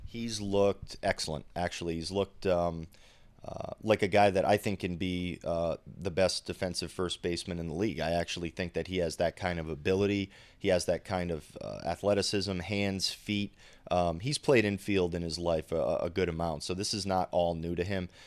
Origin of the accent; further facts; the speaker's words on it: Rhode Island, United States; I'm from Rhode Island